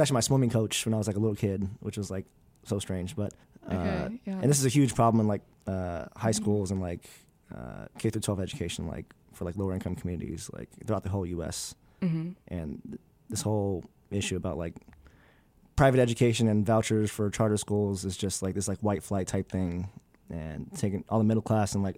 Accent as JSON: {"language": "English", "region": "California", "country": "United States", "tie": "born or raised there", "moved": "as an adult", "lives_now": "Midwest, United States", "said": "as a single black male growing up in the Midwest. Well, not growing up, but growing up in California, then moving to the Midwest."}